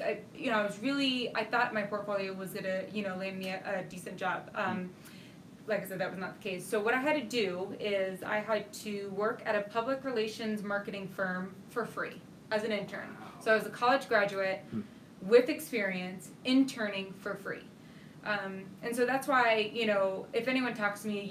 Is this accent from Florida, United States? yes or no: yes; Florida, United States; moved away as an adult; I'm originally from Florida.